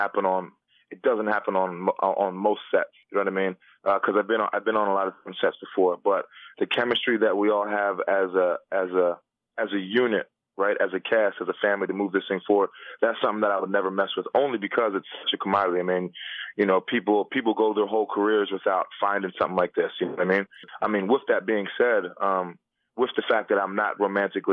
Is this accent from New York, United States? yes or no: no; Philadelphia, Pennsylvania, United States; I grew up in Philly